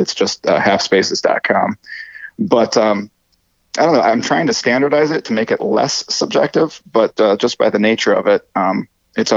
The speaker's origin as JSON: {"language": "English", "town": "Detroit", "region": "Michigan", "country": "United States", "said": "I'm from Detroit"}